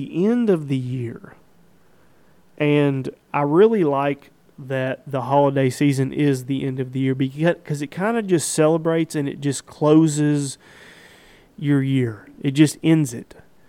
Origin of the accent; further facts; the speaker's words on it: United States; I'm an American